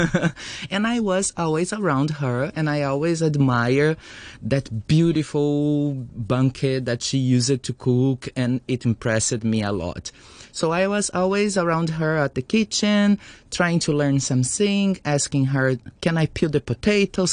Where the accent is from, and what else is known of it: Brazil